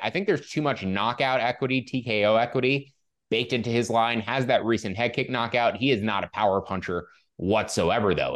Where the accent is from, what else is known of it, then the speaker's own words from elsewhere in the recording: Northeast, United States; I'm from the Northeast